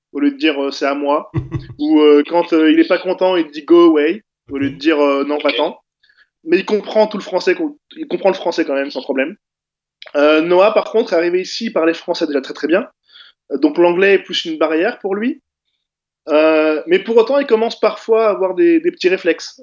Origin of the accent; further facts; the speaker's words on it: France; moved away as an adult; now in Toronto, Canada; je suis d'origine maghrébine. en tout cas, mes parents, moi, je suis né en France